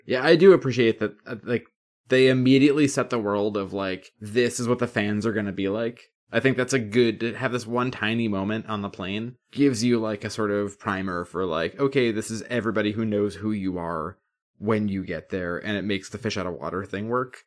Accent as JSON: {"language": "English", "country": "United States", "said": "from the U S"}